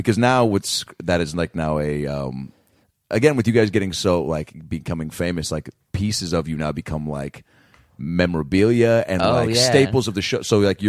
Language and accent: English; Lake Forest Park, Washington, United States; I'm from Lake Forest Park, Washington, and I go 20 minutes from Seattle